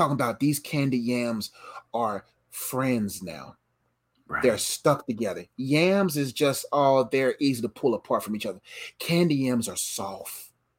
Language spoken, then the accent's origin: English; the South, United States; And we're Southern boys.